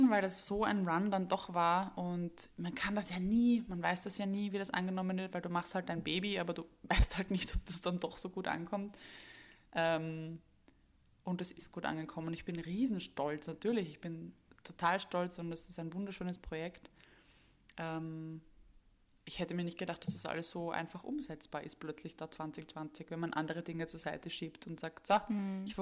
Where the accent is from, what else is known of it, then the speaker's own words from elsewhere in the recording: Vienna, Austria; die ich jetzt als Wiener Kind mm. gemacht habe